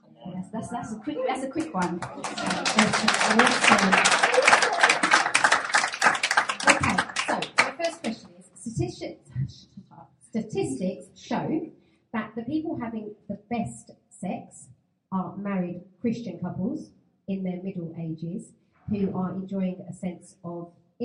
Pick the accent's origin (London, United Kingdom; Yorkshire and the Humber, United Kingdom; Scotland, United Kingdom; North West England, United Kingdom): London, United Kingdom; we're from South London